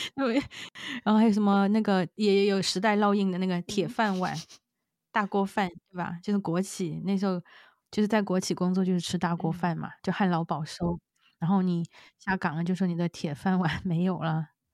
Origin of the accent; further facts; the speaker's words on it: Yunnan, China; moved away as an adult; 我们云南那边的一个叫马老表的一个素食的那个米线